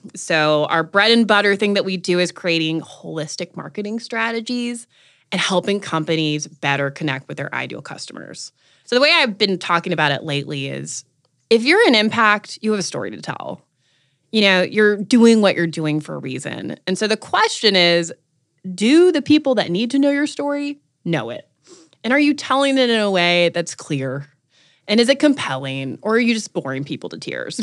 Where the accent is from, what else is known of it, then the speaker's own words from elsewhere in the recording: North Carolina, United States; moved away; I wanted to come home. I'm from North Carolina